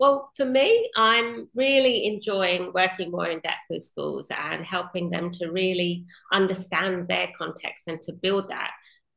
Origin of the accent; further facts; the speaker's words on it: Western Australia, Australia; finishing my home state of WA